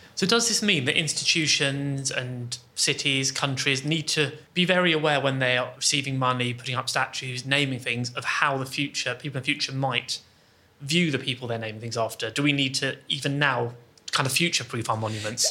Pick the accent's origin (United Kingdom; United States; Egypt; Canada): United Kingdom; Bristol, South West England; I come from Bristol